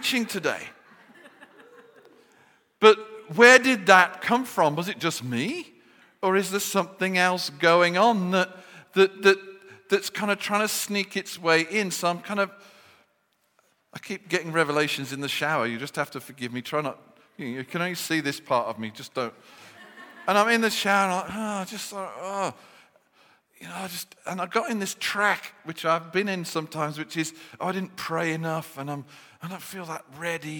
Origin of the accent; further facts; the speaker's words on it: Birmingham, West Midlands, United Kingdom; accent: Brummie; I revert to my Birmingham accent when I get depressed